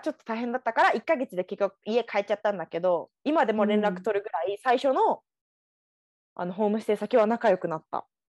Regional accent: Tokyo, Japan; moved away as an adult; now in United States; 私、東京育ってさ

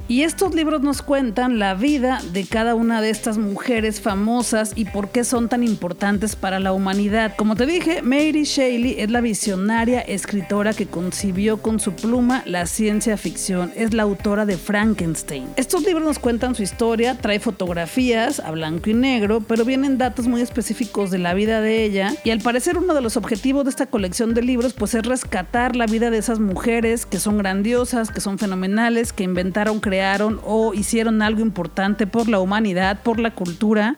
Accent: Mexico; soy mexicana

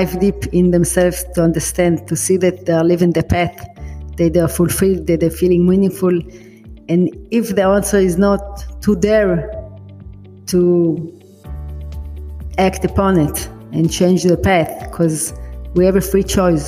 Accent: Israel; I'm from Israel. You can hear by my accent

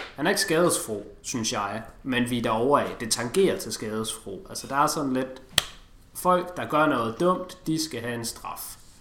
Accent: Denmark; Vi to er danskere

